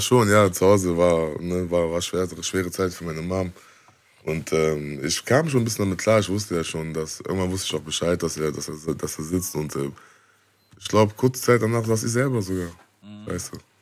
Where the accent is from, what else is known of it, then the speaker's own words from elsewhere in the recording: Bonn, North Rhine-Westphalia, Germany; wir sind auch aufgewachsen in der Gegend, wo, wo viel auch. Ähm, viel auch gegen uns war